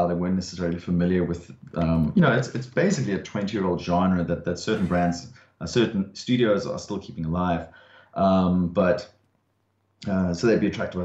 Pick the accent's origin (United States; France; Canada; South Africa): South Africa; now in Australia; for being South African